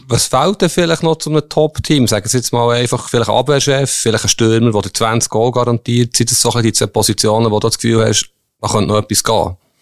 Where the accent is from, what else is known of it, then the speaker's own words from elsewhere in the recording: Bern, Switzerland; ich komme ja aus Bern